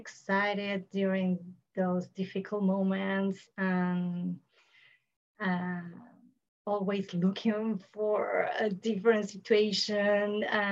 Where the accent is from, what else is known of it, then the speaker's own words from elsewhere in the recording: Buenos Aires, Argentina; I'm from Buenos Aires, Argentina.